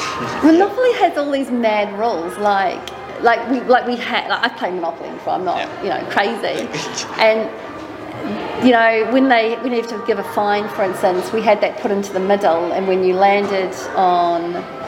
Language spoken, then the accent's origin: English; New Zealand; I'm from New Zealand